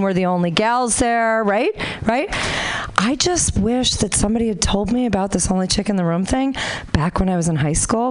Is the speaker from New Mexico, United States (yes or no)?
no; Honolulu, Hawaii, United States; moved away as an adult; now in Sacramento, United States; I'm originally from Honolulu